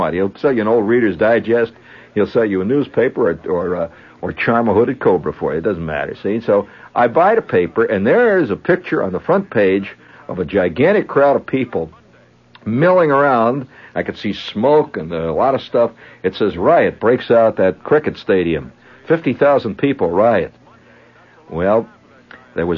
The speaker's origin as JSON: {"language": "English", "country": "United States"}